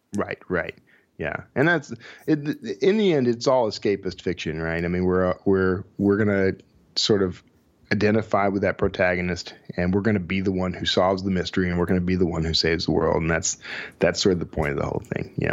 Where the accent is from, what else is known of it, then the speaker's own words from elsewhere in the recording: Texas, United States; Sheldon and I, we're both from Texas